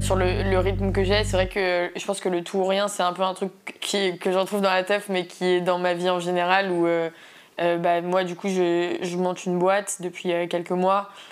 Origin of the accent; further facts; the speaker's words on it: Paris, Île-de-France, France; je viens de Paris, j'habite à Paris.